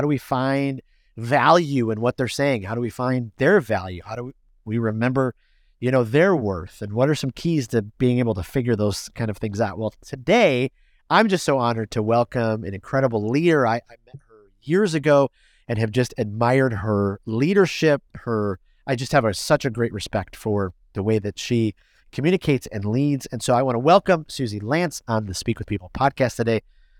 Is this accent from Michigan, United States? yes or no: yes; Michigan, United States; now in Florida, United States; I mean, I grew up born and raised in Michigan. I live in Florida now. But, you know, as Michiganders, we loved our sports teams.